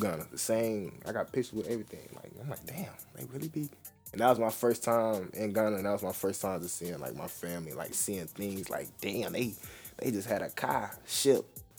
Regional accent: Chicago, Illinois, United States; now in Texas, United States; I'm from Chicago.

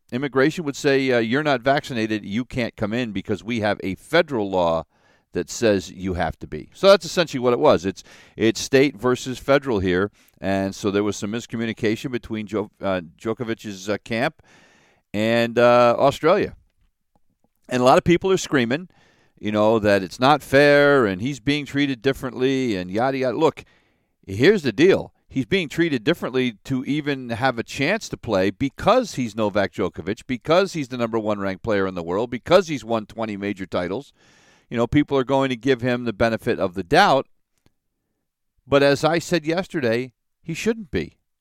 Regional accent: United States; an American citizen

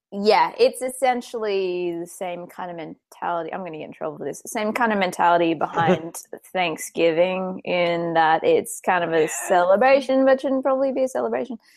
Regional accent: Australia; I'm damn Australian

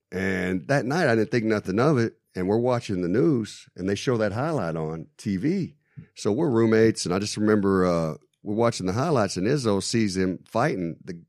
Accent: Texas, United States; I'm from Texas, man.

